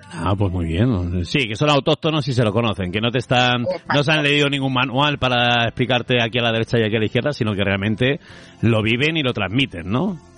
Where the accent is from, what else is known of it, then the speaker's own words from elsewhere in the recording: Spain; somos españoles